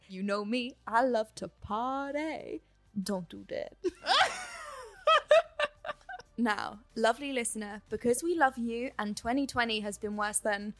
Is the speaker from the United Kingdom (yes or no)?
yes; United Kingdom; as a British person